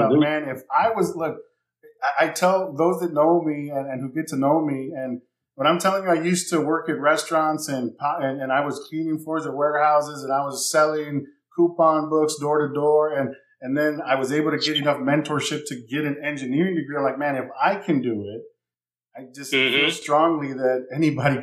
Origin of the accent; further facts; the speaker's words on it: San Antonio, Texas, United States; moved away as an adult; also born or lived in California / Baton Rouge, Louisiana; I'm from San Antonio, Texas. I had moved out west to California